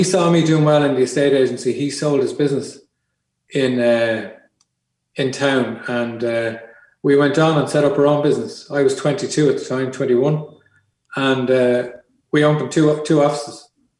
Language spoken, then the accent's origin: English; Ireland; But when I came home from Wales, my realization of the design world in Ireland was very small.